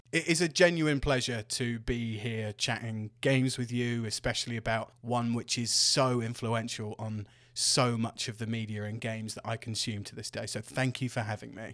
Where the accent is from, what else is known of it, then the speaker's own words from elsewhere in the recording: Devon, South West England, United Kingdom; my hometown in Devon